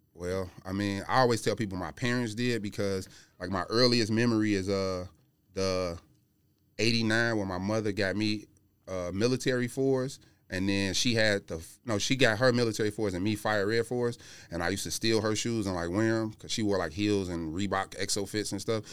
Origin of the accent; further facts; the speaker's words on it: Chicago, Illinois, United States; I'm from Chicago